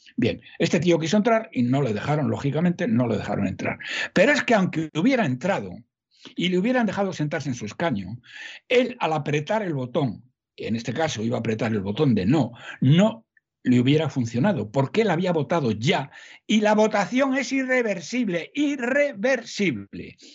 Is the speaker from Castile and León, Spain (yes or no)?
yes; Salamanca, Castile and León, Spain; aunque yo soy de Salamanca, no soy paisano de todos, más soy de Salamanca.